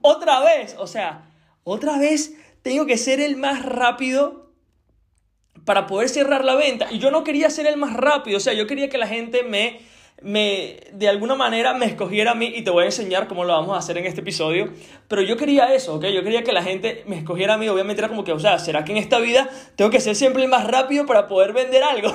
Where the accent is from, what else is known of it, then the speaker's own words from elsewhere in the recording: Venezuela; yo soy de Venezuela